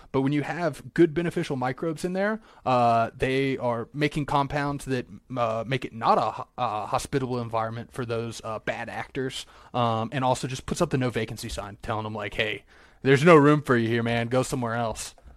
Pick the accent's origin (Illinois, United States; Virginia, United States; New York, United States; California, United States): Virginia, United States; moved away; I grew up in Virginia